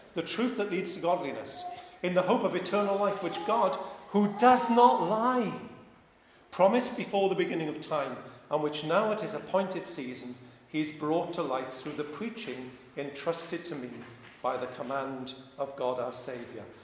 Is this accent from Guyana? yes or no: no; Wales, United Kingdom; I'm Welsh